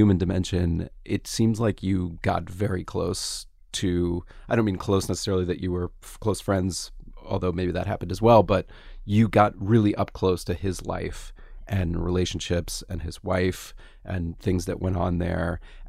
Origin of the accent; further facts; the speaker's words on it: Gainesville, United States; born there; I was born in Gainesville.